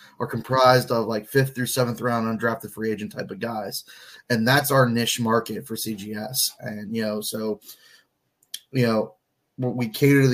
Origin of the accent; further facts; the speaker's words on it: Pittsburgh, Pennsylvania, United States; Had a little rough go in my hometown, Pittsburgh